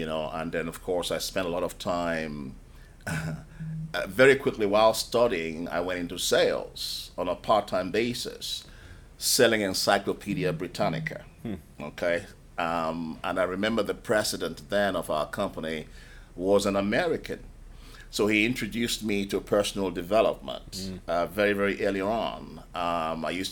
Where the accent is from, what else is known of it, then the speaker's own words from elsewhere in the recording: Nigeria; moved away as an adult; also born or lived in United Kingdom; now in London, United Kingdom; I was born in Nigeria. And I spent the first 19 years of my life in Nigeria